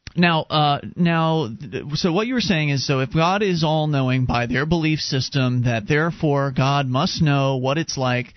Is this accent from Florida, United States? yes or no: yes; Florida, United States; I was raised Presbyterian down uh, in Florida